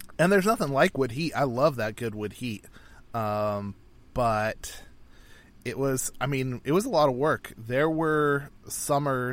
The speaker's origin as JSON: {"language": "English", "region": "North Idaho", "country": "United States", "tie": "born or raised there", "said": "Growing up in North Idaho, a lot of people use wood heat because wood is plentiful."}